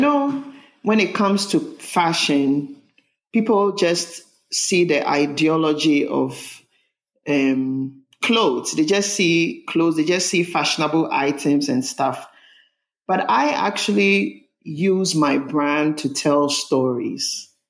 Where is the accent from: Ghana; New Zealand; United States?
Ghana; born there; Well, I was born in Ghana. … And I grew up in a family of, I had three brothers, a family of six.